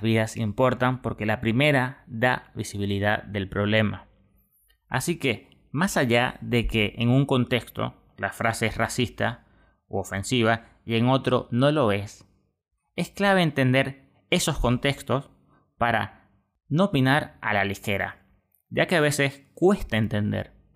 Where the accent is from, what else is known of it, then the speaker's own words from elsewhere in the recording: Venezuela; eso lo entiende uno como venezolano